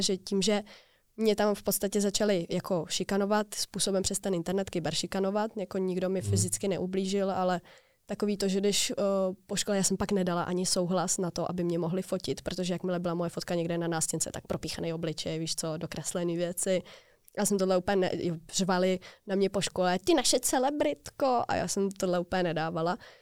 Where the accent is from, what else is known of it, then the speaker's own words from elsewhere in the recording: Prague, Czechia; Já jsem z Prahy